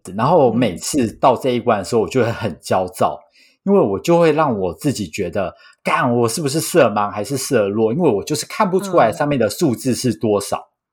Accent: Taiwan; 我是土生土长，没离开过亚洲超 local的

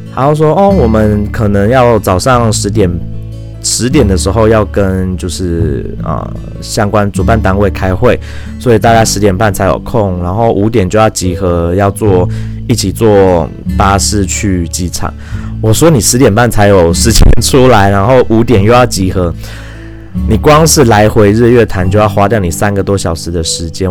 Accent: Taiwan; 身为一个台湾人

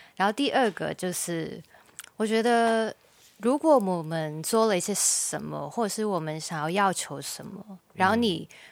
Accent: Hong Kong; now in Taiwan; 其实我是香港人，我就是一个很直接的人

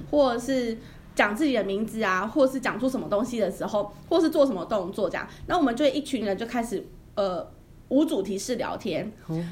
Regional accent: Yilan County, Taiwan; 我们宜兰那边还蛮多的耶

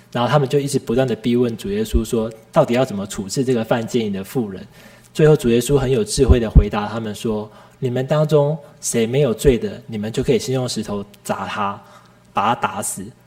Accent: Tainan, Taiwan; 我的老家是住在台南，就是现在的台南市的白河区，是一个很乡下的一个小村庄

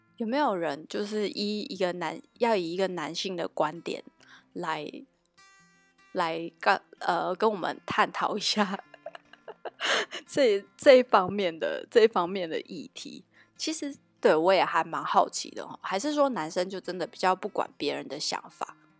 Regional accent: Tainan, Taiwan; moved away as an adult; also born or lived in Taipei; 以我一个台南人的，的看法啦

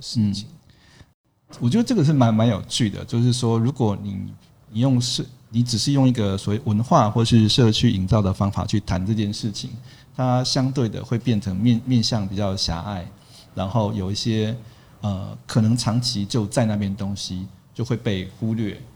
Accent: Tainan, Taiwan; moved away; 我在台南也是，对，地头蛇。然后从小就在这个地方长大

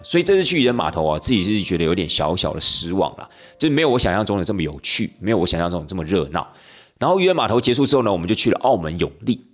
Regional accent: Taiwan; 我们台湾人

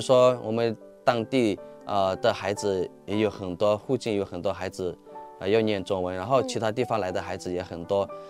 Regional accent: Myanmar; accent: Yunnanese; Chinese is a second language; also born or lived in Bangpa village, Myanmar (birthplace); 我出生是在邦跑村，现在我们有从邦跑村搬到霍北村。嗯。所以我们不到的时候，我们就去到我成长的，啊，霍北村，啊，不是邦跑村。嗯。邦跑村是出生的地方嘛

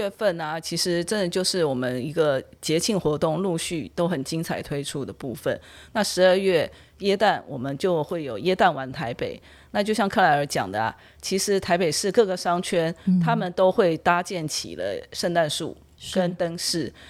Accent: Taiwan; 那过完了新历年。我们台湾人很重要的一个就是旧历年的部分，那就是来到了我们台北灯节的部分。

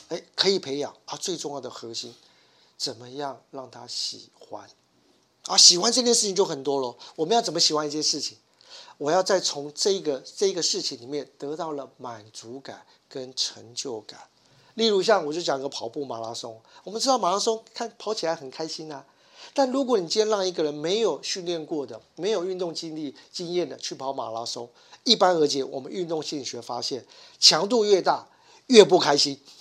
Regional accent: Taiwan; 我们台湾人

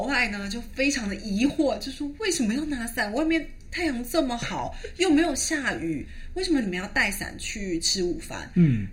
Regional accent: Taiwan; moved away as an adult; also born or lived in Europe; 我是台湾来的

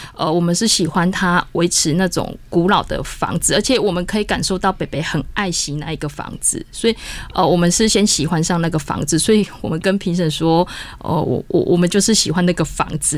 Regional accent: Taiwan; 我们台湾人可能说不能种桑葚

